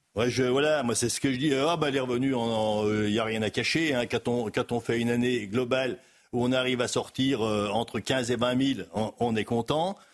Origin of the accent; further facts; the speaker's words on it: Haute-Savoie, Auvergne-Rhône-Alpes, France; Je suis de Haute-Savoie, éleveur laitier en Haute-Savoie